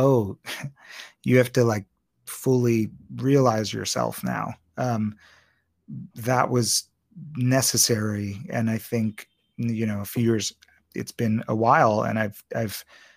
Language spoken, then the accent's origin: English; Maryland, United States; accent: Maryland; we are both from Maryland